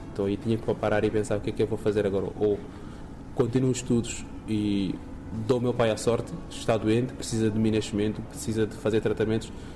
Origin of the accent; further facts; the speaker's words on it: Guinea-Bissau; moved away as an adult; now in Portugal; Quando eu saí da Guiné